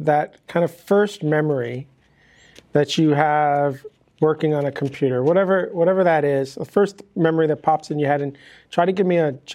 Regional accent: New York, United States; moved away as an adult; now in Miami, United States; I grew up in New York and I went to school in upstate New York

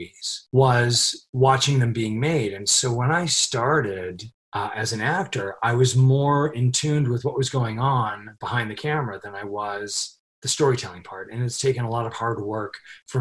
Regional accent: Los Angeles, California, United States; I was born and raised in Hollywood

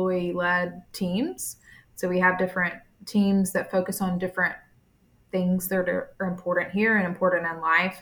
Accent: Montgomery, Alabama, United States; moved away as an adult; also born or lived in Tuscaloosa, Alabama / Birmingham, Alabama; now in Tampa, United States; from Montgomery, Alabama. I was born and raised there

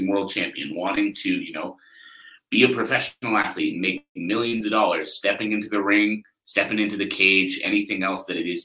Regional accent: Canada; I'm Canadian

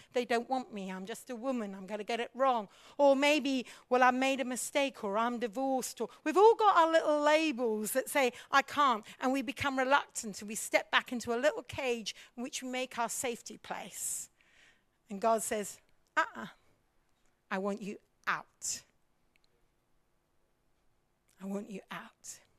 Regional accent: India; also born or lived in Africa; now in United Kingdom; my problem was I grew up in India as a mish kid, missionary child, preacher's kid. Then I went to Africa and I served in Africa. We'd always been in pioneering situations. Then we came back to Britain.

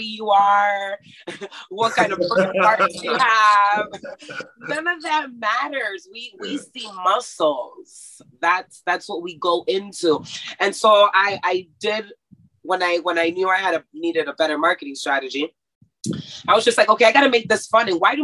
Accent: Mexico; moved away; also born or lived in Texas, United States; I grew up in Mexico, but I was in school in America, right? So I went to Texas school

